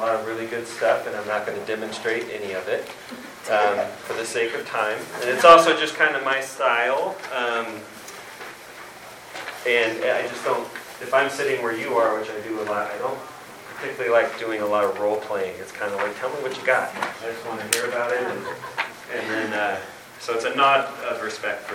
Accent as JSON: {"language": "English", "region": "California", "country": "United States", "said": "I'm a teacher from California"}